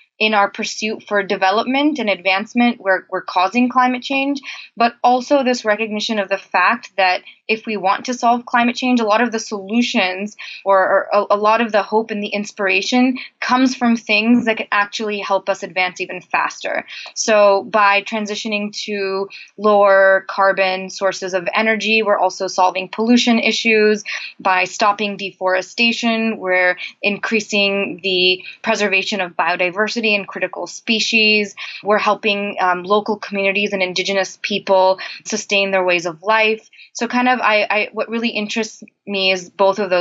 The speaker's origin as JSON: {"language": "English", "country": "India", "tie": "born or raised there", "moved": "yes", "said": "I'm originally from India, so I have always grown up and grown around kind of experiencing the dual challenges of development and poverty and the environment"}